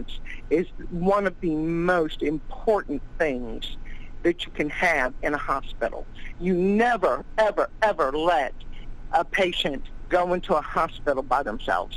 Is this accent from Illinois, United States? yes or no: no; Louisiana, United States; I'm from Louisiana